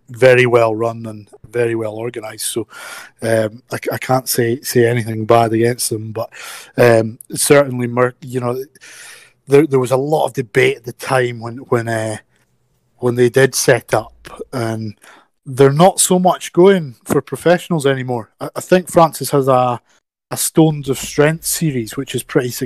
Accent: Scotland, United Kingdom; as Scottish throwers

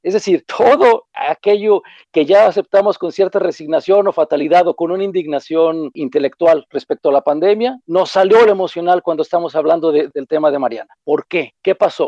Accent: Mexico; nuestra forma de ser como mexicanos

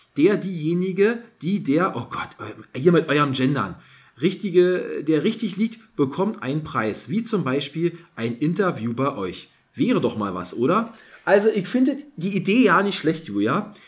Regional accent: East Germany, Germany; Bei uns in der DDR, also mhm. als ich noch Kind war, war ja noch DDR

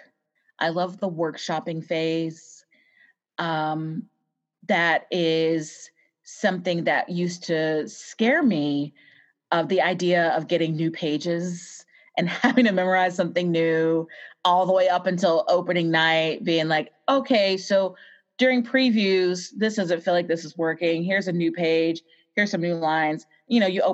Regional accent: Waynesboro, Virginia, United States; now in Austin, United States; I grew up in Virginia in a small town called Waynesboro

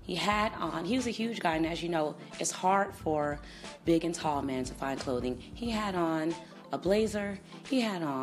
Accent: Chicago, Illinois, United States; moved away; St. Paddy's Day celebration in Chicago. I was in my hometown over this weekend

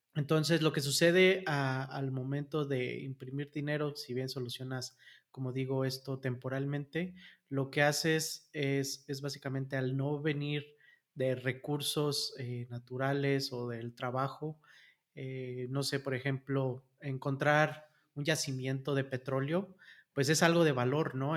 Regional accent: Mexico; en México somos 150 millones de habitantes

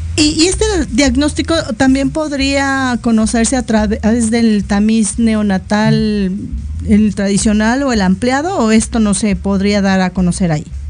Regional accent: Mexico; en una sociedad como la mexicana que no nos caracterizamos por ser muy, muy altos

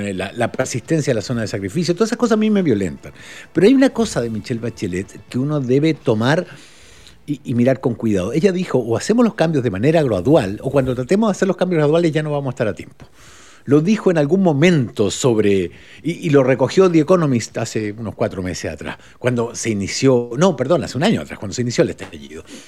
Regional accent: Uruguay; now in Chile; me fui a Uruguay antes de aprender lo que era el fútbol, como, en como el año 72 me fui, de hecho. Nací en el 67, me fui el 72

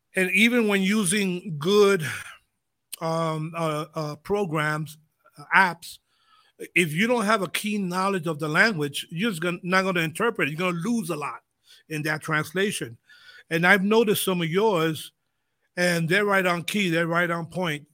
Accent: United States; when we grew up in the States, my background, Puerto Rican, Spanish, uh, Spanish was spoken a lot

